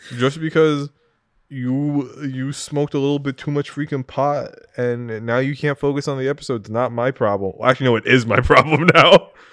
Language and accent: English; New England, United States; growing up in New England with Tom Brady